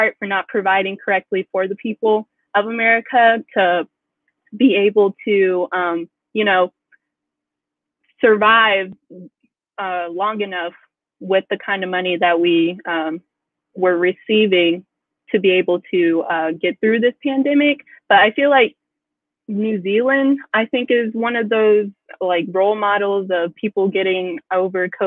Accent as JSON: {"language": "English", "region": "Tennessee", "country": "United States", "said": "I'm coming from Tennessee and being my governor being Republican"}